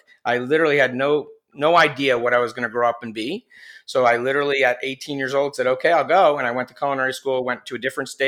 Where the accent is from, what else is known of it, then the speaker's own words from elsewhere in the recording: New Jersey, United States; I was born in New Jersey on the East Coast here in the United States